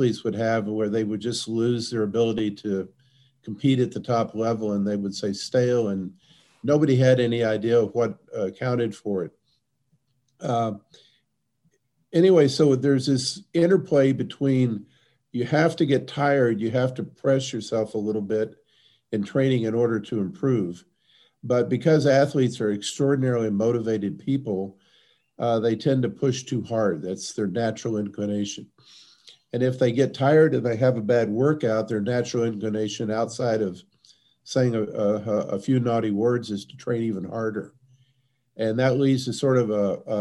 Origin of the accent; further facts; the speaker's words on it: Texas, United States; also born or lived in Milwaukee; now in La Crosse, United States; I'm from Texas, which has the same climate as sort of mid-Australia